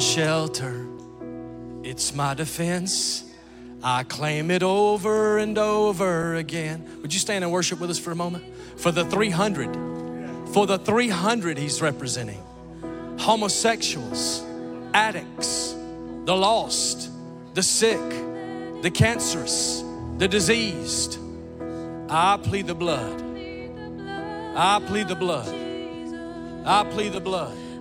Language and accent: English; Callahan, Florida, United States; Callahan, Florida, near Jacksonville